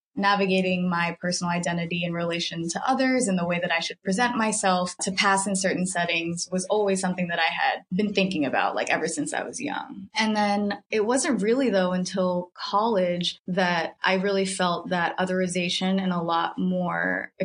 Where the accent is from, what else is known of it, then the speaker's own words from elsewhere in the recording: Philippines; also born or lived in Brooklyn, New York; now in New York City, United States; I'm originally from the Philippines. I was born overseas and then came here with my parents when I was about like 3 or 4. Grew up in New Jersey and yeah, now living in New York.